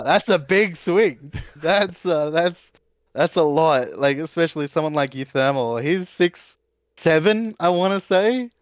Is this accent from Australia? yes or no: yes; Australia; as an Australian